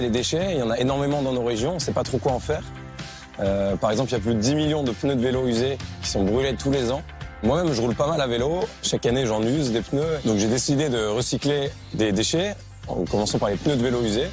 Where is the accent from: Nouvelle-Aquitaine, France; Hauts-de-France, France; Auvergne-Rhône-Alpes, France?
Hauts-de-France, France; Lille; j'ai 26 ans, je suis originaire de Lille